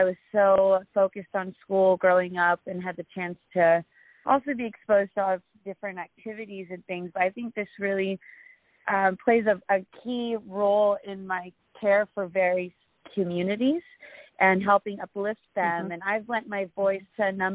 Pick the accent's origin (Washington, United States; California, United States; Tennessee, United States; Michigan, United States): California, United States; Southern; moved away as an adult; also born or lived in Philippines; I grew up in Southern California